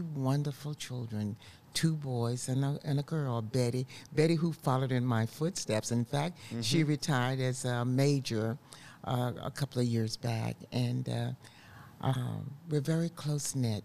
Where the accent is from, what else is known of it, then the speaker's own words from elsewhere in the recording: Spartanburg, South Carolina, United States; also born or lived in Columbia, South Carolina; I'm a Southern girl. I was born in Spartanburg, South Carolina, at the foot of the Blue Ridge Mountains, mm-hmm. Beautiful country there.